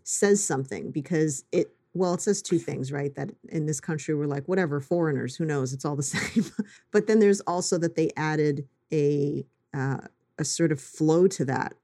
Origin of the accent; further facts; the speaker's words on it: New York, United States; as a New Yorker